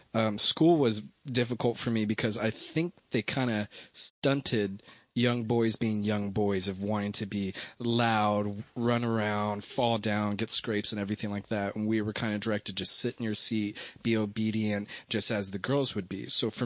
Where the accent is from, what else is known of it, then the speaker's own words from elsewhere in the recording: Los Angeles, California, United States; Los Angeles, you could say.